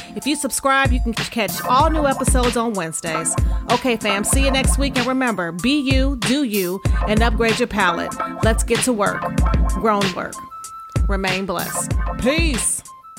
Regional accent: Detroit, Michigan, United States; growing up in Detroit

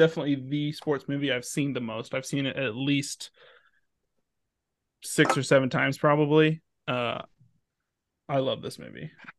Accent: Evansville, Indiana, United States; I'm from Evansville, Indiana

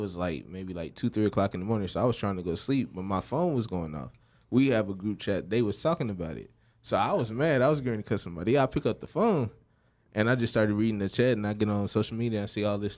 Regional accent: Dallas, Texas, United States; I came from Oak Cliff. I grew up right there on Keystone Pope

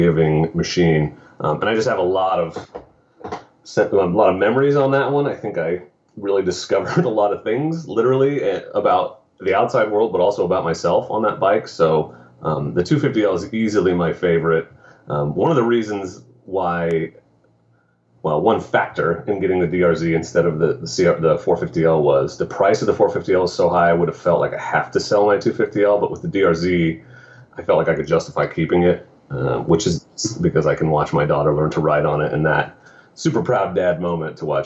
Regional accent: Sweet Home, Oregon, United States; I grew up in Sweet Home and grew up driving around in the woods

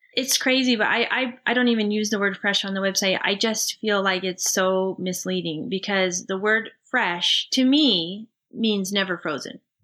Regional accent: Seattle, Washington, United States; Rich and I both grew up in the Pacific Northwest Seattle area

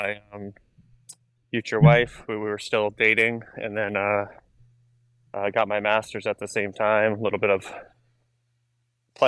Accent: New Hampshire, United States; a person growing up here

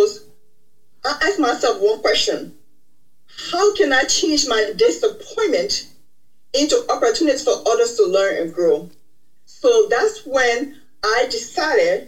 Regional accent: Liberia; now in United States; I am originally from Liberia, West Africa. I migrated to the United States as the result of the Liberian Civil War in 1993.

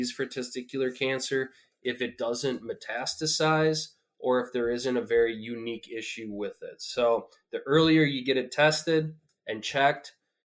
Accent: North Central Wisconsin, United States; I grew up in North Central Wisconsin

